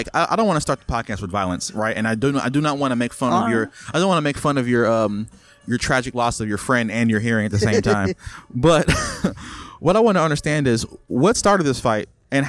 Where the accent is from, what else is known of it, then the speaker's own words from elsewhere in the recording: Tennessee, United States; I'm from Tennessee.